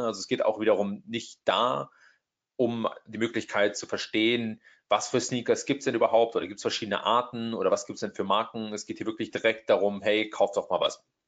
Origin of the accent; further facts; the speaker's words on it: Trier, Rhineland-Palatinate, Germany; moved away as an adult; also born or lived in Hamburg, Germany; now in Silicon Valley, United States; ich bin aus Deutschland ursprünglich, ähm, aus der Ecke Trier